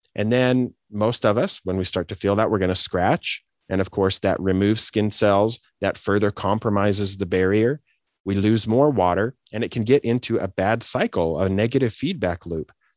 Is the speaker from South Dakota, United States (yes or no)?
no; Idaho, United States; moved away as an adult; also born or lived in Des Moines, Iowa / Detroit, Michigan / Boise, Idaho; I grew up in Idaho, you know, the Great Potato State in the Pacific Northwest